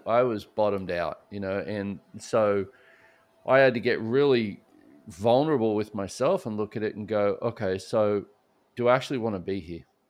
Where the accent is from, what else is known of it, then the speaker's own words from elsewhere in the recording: Australia; moved away as an adult; now in Houston, United States; I grew up in Australia